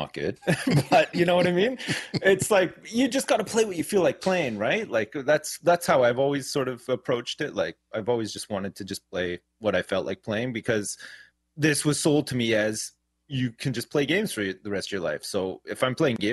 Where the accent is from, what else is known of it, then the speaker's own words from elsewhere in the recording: Canada; now in Jersey; I grew up in Canada and I live in the UK now